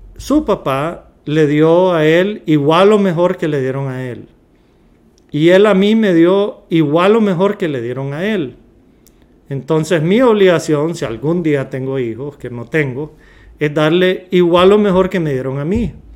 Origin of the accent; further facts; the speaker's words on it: Honduras; somos de Honduras